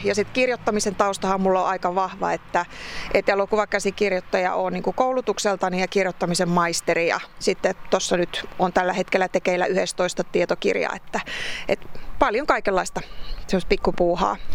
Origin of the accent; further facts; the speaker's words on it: Varpaisjärvi, North Savo, Finland; now in Vesanto, Finland; mä itse syntyisin Pohjois-Savosta kuitenkin, että mä lähtöisin Varpaisjärveltä